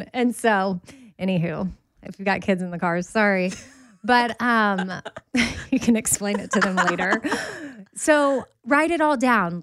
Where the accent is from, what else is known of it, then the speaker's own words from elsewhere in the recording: Texas, United States; I'm from Texas